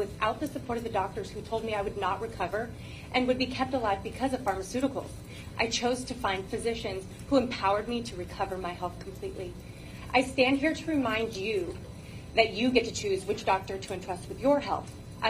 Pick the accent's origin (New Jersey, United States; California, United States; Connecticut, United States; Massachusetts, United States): California, United States; I'm from District 2. A recent transplant from California, fortunate to arrive just in time to get my children enrolled in in-person school